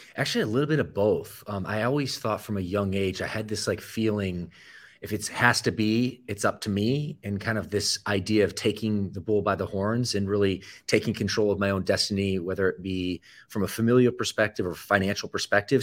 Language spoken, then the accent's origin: English; Michigan, United States; also born or lived in Atlanta, Georgia; I typically say I'm from the Midwest, which I grew up about ten years in the state of Michigan, that would be true, uh, my first ten years actually were spent in Atlanta, Georgia, a suburb